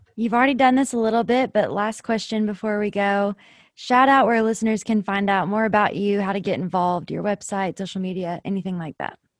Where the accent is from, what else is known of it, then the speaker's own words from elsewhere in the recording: Winchester, Kentucky, United States; I am from Winchester, born and raised